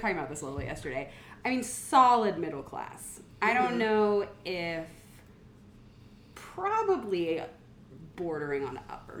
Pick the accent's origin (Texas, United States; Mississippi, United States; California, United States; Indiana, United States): Texas, United States; Dallas; I grew up in Far North Dallas